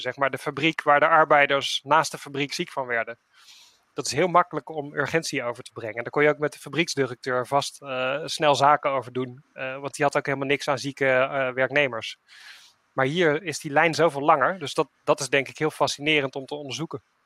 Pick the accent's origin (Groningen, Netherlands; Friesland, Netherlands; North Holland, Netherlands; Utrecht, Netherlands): Utrecht, Netherlands; ben ik Utrechter